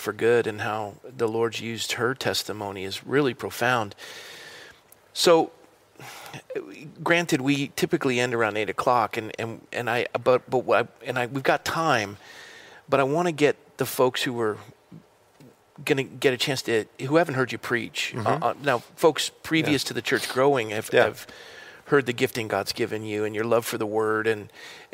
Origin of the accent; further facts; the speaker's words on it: Coronado, California, United States; I grew up in Coronado